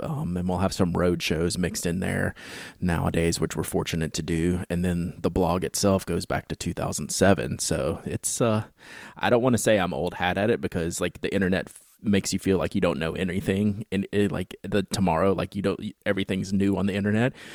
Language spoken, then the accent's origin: English; Baton Rouge, Louisiana, United States; I grew up in Baton Rouge, Louisiana, which is the home of Louisiana State University